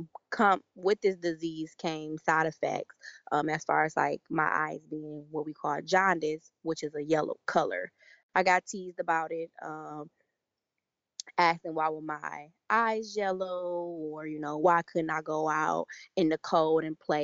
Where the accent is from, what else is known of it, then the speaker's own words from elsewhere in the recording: Detroit, Michigan, United States; I'm 27. I will be 28 in exactly 2 weeks from this recording. I am from the Metro Detroit area.